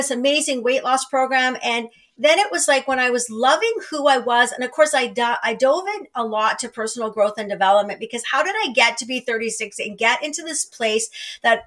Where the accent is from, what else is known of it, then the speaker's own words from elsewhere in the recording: small Northern Ontario town, Canada; moved away as an adult; I moved home to a small Northern Ontario town